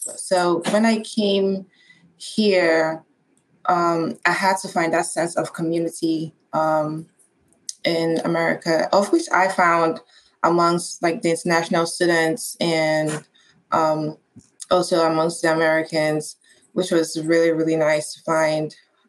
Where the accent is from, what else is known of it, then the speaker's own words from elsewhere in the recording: Nigeria; now in United States; in Nigeria, we say Mr. This or Sir, ma'am, and things.